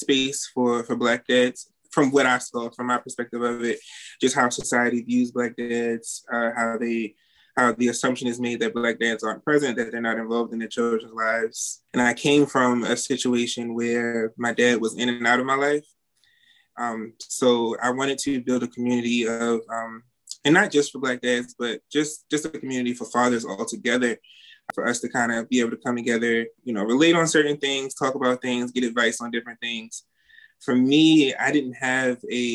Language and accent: English; Baltimore, Maryland, United States; I'm from Baltimore, Maryland